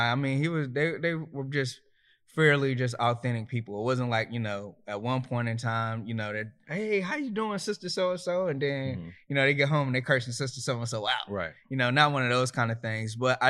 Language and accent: English; Myrtle Beach, South Carolina, United States; now in Raleigh, United States; Myrtle Beach, South Carolina, 843. {S0} And currently, {S1} Currently, I'm in Raleigh, North Carolina, Southeast Raleigh, to be exact.